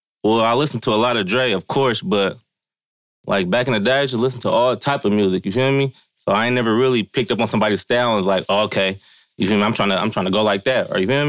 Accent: Vallejo, California, United States; I'm from the Crest.

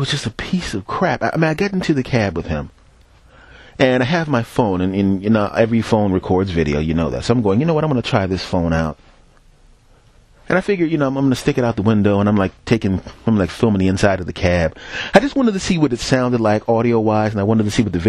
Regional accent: Philadelphia, Pennsylvania, United States; moved away; also born or lived in New York / Los Angeles; I'm from Philadelphia. I lived in New York

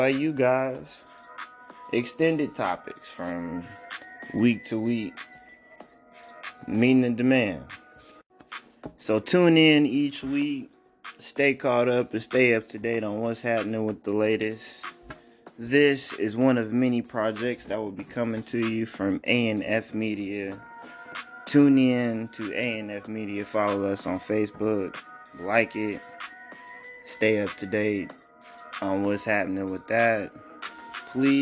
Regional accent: Oklahoma City, Oklahoma, United States; We are from Oklahoma City, Oklahoma.

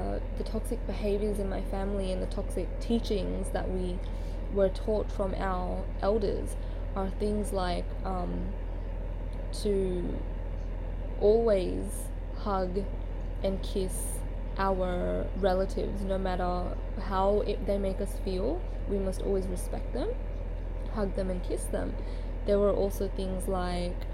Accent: Australia; Being a Fiji Indian, but born and raised in Australia, has been quite an interesting lifestyle

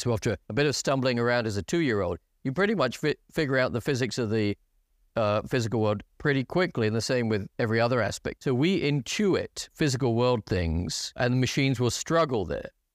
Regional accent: England, United Kingdom; moved away as an adult; also born or lived in United States; I fell in the English quota

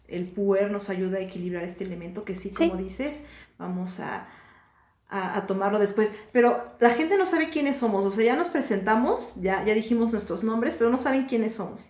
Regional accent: Mexico; somos de México

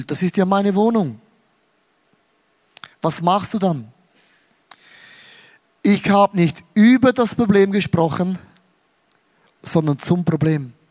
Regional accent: Switzerland; Auch als Schweizer geht nicht. Merkst, ich bin so ein Schweizer.

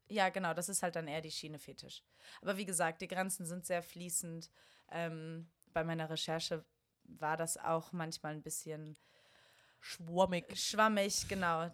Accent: Bonn, North Rhine-Westphalia, Germany; now in Berlin, Germany; ich komme aus Bonn

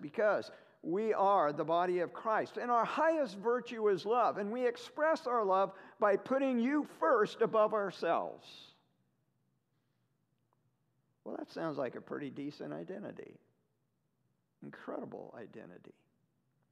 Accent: the Northwest, Pacific Northwest, United States; moved away as an adult; also born or lived in Ohio; I'm from the Northwest

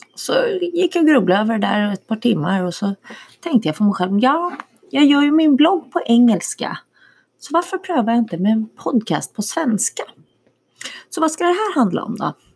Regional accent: Danderyd, Stockholm County, Sweden; moved away as an adult; also born or lived in Miami / Switzerland / Vetlanda / Sjöbo, Skåne; now in Texas, United States; jag är uppvuxen i Stockholm, eh, norr om Stockholm, i Danderyd

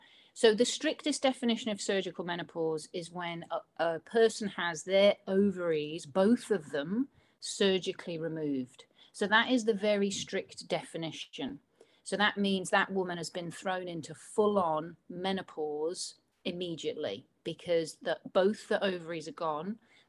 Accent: Liverpool, North West England, United Kingdom; accent: Scouse; And yes, I'm from Liverpool, which is what a Scouser is. Although I don't sound as Liverpudlian as I used to, unless I get drunk, and then I do.

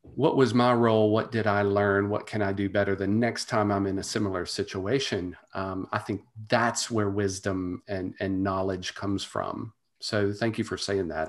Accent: Monroe, Louisiana, United States; the University of Louisiana Monroe, which is my, my hometown college

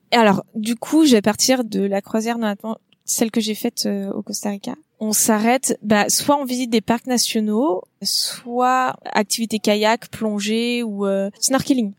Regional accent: Nantes area, Pays de la Loire, France; moved away as an adult; also born or lived in Cholet / Iceland / Canada; j'ai grandi euh, dans la région nantaise

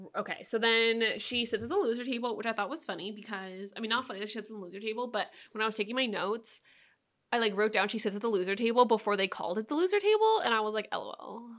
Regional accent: San Jose, California, United States; moved away; also born or lived in Portland; growing up in San Jose, San Jose is one of the most, I, probably one of the most diverse cities

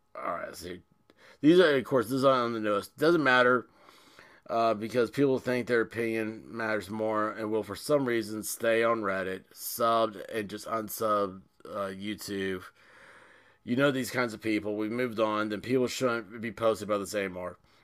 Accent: Tennessee, United States; I'm from Tennessee

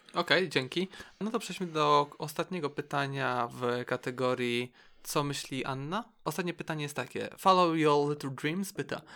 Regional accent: Szczecin, West Pomeranian Voivodeship, Poland; Też jestem ze Szczecina

